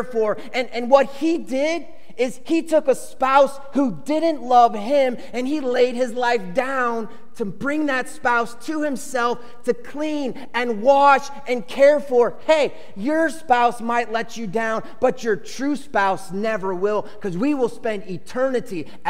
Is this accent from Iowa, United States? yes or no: no; Chicago, Illinois, United States; I grew up in Chicago where there are two baseball teams, Cubs and White Sox.